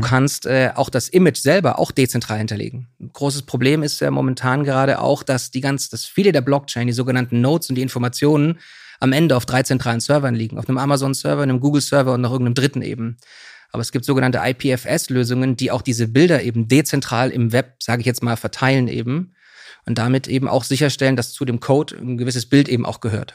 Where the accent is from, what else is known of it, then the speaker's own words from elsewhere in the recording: Swabia, Germany; also born or lived in Bautzen, Saxony / Hamburg; now in Berlin, Germany; aufgewachsen bin ich in Süddeutschland im Schwaben